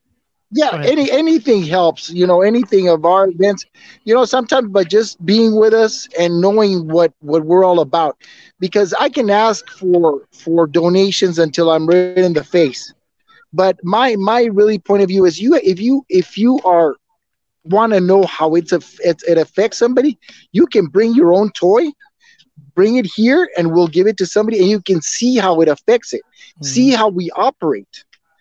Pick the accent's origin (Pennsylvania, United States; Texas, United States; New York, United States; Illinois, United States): New York, United States; Well, I'm from El Barrio. I'm from El Barrio.